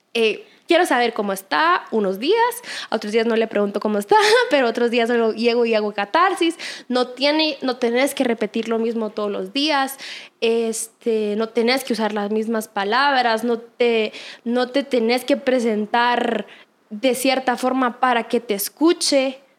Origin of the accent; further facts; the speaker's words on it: Guatemala; acá en mi país